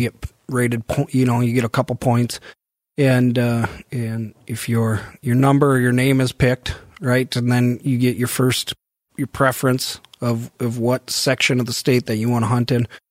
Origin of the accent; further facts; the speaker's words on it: Devils Lake, North Dakota, United States; moved away; also born or lived in Chaska, Minnesota; I grew up in Devil's Lake and I don't get home that much